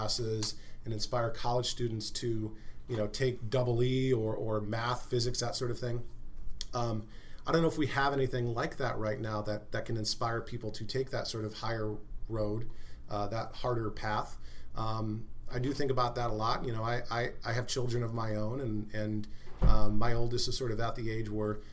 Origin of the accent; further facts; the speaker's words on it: United States; as an American